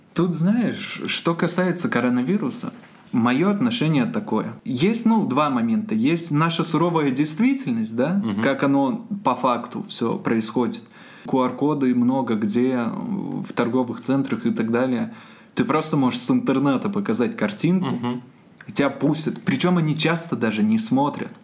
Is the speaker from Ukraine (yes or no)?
no; Borzya, Zabaykalsky Krai, Russia; now in Irkutsk, Russia; Я родом из Забайкальского края, город Борзя